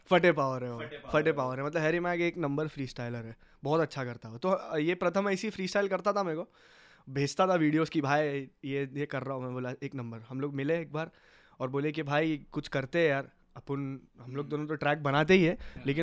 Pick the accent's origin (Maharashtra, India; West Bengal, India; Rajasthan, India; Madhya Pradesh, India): Maharashtra, India; Mumbai; हम लोग का जो पिन कोड है मीरा रोड का four zero one one zero